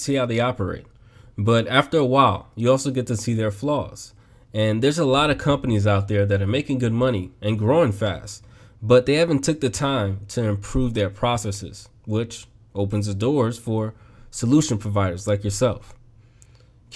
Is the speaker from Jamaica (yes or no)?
no; United States; as an American